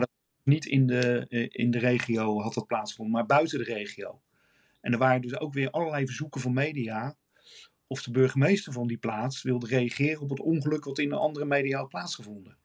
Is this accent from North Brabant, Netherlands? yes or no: no; Rotterdam, South Holland, Netherlands; als Rotterdammer.